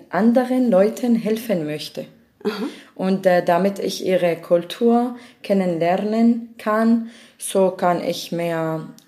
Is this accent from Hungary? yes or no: no; Damascus, Damascus Governorate, Syria; German is a second language; moved away as an adult; now in Germany; ich komme aus Syrien, aus